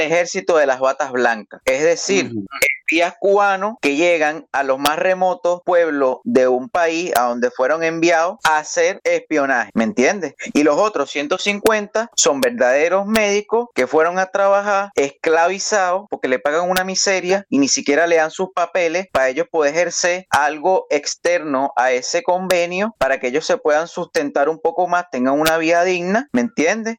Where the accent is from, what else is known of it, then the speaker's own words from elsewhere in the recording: Venezuela; yo como venezolano